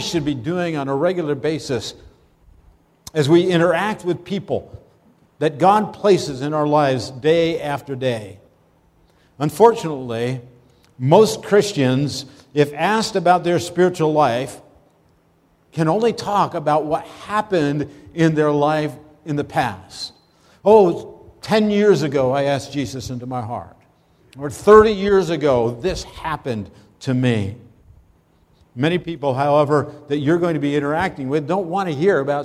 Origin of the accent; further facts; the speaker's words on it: Pennsylvania, United States; moved away as an adult; also born or lived in Brooklyn; I actually had grown up in Pennsylvania